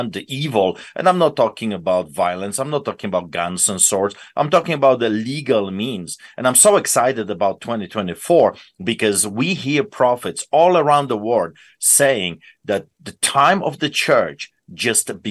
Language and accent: English; Poland; moved away; growing up in Poland and seen with my own eyes, you know, growing up behind, under the boots of the Soviets